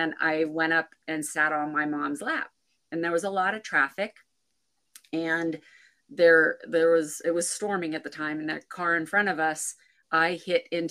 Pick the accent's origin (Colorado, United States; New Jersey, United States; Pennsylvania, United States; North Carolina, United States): Pennsylvania, United States; central; moved away as an adult; So I'm originally from Pennsylvania, and I actually live now back where I was, where I grew up. I did move around for a bit and ended up back 15 minutes from where I grew up. So central Pennsylvania, kind of a small town, but just great place to grow up.